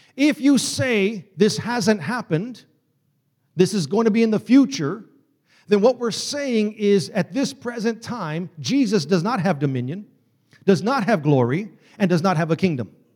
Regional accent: Texas, United States; I'm from Texas, y'all

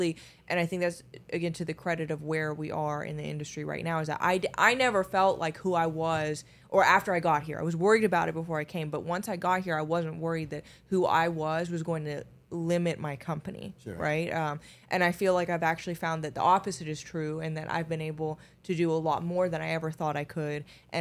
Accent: Finland; moved away; I mean, I was born in Finland, so yes.

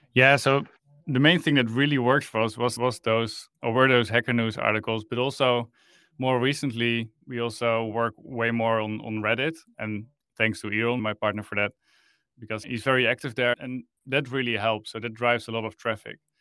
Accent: Netherlands; I'm from the Netherlands. I live in Amsterdam

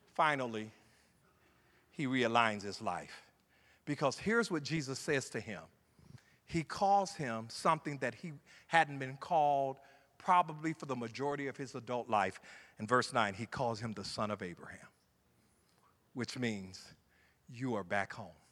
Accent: Ohio, United States; moved away; I'm from Ohio

